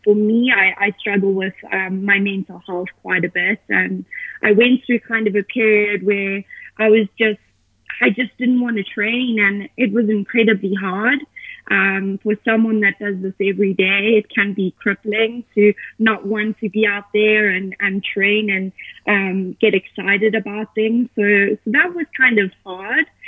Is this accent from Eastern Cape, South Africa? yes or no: no; Johannesburg, Gauteng, South Africa; moved away as an adult; now in Boulder, United States; I am from Johannesburg, South Africa. Uh, that's where I was born and raised